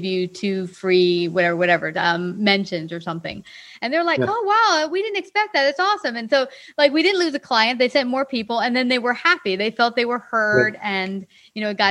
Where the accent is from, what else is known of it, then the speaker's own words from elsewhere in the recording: Springfield, Virginia, United States; I grew up in Springfield, Virginia, Fairfax